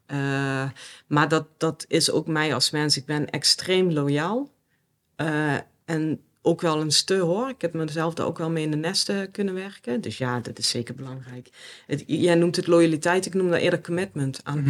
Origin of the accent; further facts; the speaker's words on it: South Limburg, Netherlands; moved away; Zuid-Limburg. Mhm. En in een gezin, ja, standaard model, mag ik dat zeggen? Sorry papa, mam. Maar in ieder geval, eh, ja, met mijn ouders en mijn broer. Ja. In een klein dorpje